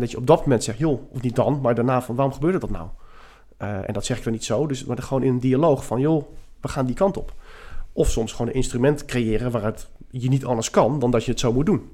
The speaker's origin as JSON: {"language": "Dutch", "town": "The Hague", "region": "South Holland", "country": "Netherlands", "also_born_or_lived": "Scheveningen", "said": "Ik woon op Scheveningen, zoals we dat dan zeggen. Ik ben wel import. Ik ben Hagenees, Hagenaar."}